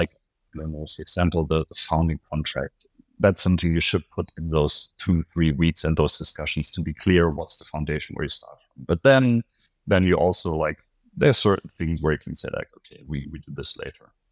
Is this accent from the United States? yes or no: no; Berlin, Germany; I'm from Berlin